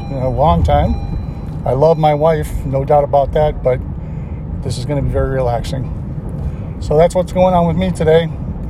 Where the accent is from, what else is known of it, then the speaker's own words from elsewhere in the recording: Lockport, Illinois, United States; I'm from Lockport, Illinois